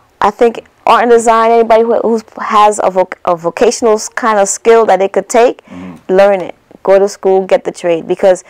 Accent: New York City, New York, United States; also born or lived in Africa / Haiti (family); Yeah, so, and then we resided in Brooklyn and grew up here.

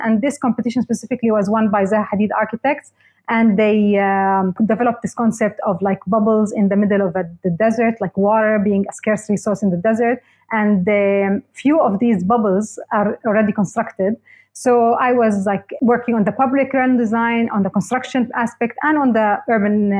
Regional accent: Jordan; moved away as an adult; now in Dubai, United Arab Emirates; I was born and raised in Jordan, and I moved to the UAE with my husband to work

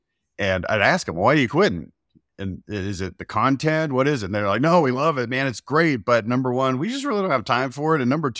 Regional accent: Dallas, Texas, United States; now in Utah, United States; Dallas area. Yeah. Born and raised in Dallas. Lived there my whole life.

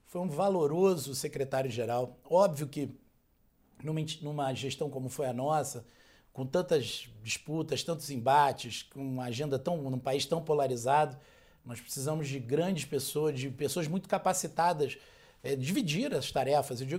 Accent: Rio de Janeiro, Brazil; Eu conhecia, eu sou do Rio de Janeiro, eu sei a trajetória do Bolsonaro.

